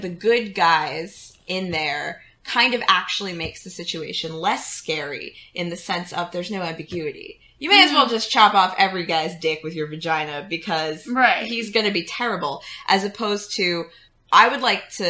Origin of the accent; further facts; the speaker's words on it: Texas, United States; Texas, my home state.